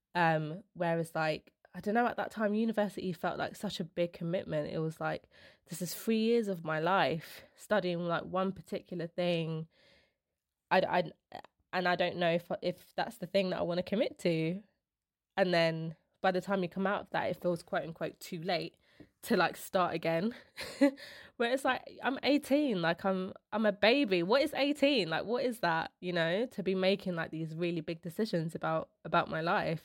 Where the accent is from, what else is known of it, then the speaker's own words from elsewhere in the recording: London, United Kingdom; I'm the first one in my family to be, like, born and raised in London